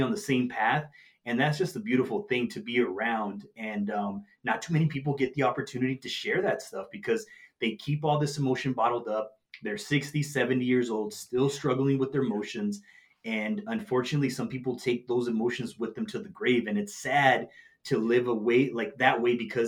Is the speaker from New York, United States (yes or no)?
no; Nogales, Arizona, United States; my hometown in Nogales, Arizona